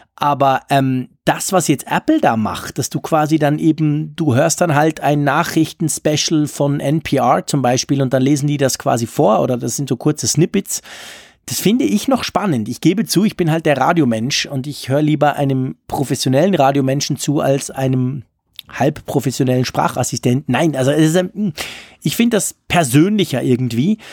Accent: Switzerland; accent: Swiss German-accented German; mit meinem komischen ähm, Schweizerdeutsch-Deutsch

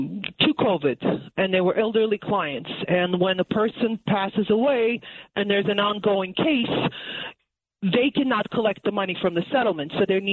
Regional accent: Brooklyn, New York, United States; now in Great Neck, United States; I'm a New Yorker through and through. Even though I moved to Great Neck

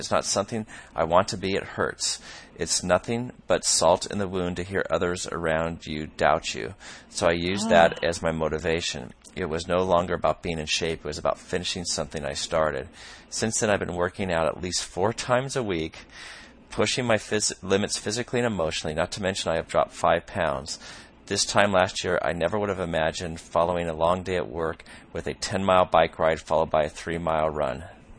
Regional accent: Michigan, United States; I found a sprint try on August 13th in Onsted, Michigan, not far from my hometown. I currently reside south of Chicago.

